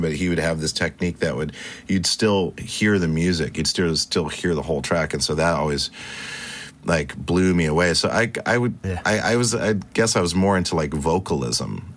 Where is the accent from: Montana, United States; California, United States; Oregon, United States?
Montana, United States; Great Falls; also born or lived in Stuttgart, Germany / Spain / Italy; I grew up in Montana